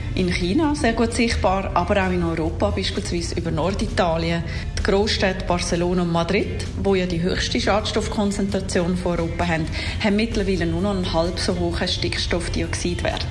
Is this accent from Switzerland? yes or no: yes; Switzerland